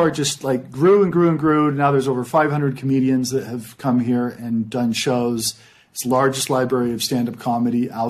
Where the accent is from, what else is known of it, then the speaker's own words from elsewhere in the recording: Utah, United States; we're from Utah